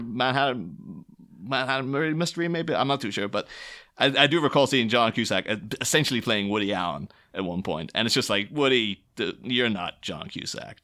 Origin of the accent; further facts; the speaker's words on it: near Derry, Northern Ireland, United Kingdom; I grew up near Derry in the 90s